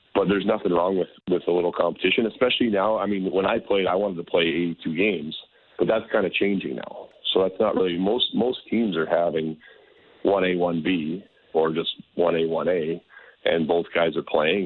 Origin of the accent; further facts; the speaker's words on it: Calgary, Alberta, Canada; now in Minnesota, United States; I grew up in Calgary mostly